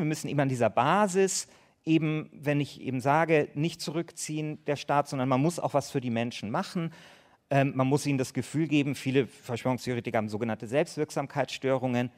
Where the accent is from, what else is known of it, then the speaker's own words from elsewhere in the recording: Bavaria, Germany; ich bin ja aus Bayern